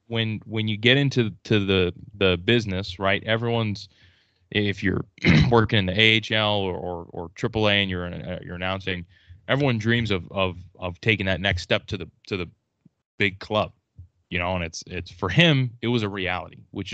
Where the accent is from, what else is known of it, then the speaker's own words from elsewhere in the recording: Smithfield, Rhode Island, United States; So he lived in Smithfield, Rhode Island, which is where I grew up.